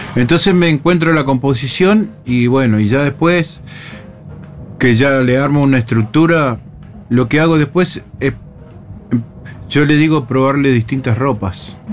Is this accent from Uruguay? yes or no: yes; Uruguay; como uruguayo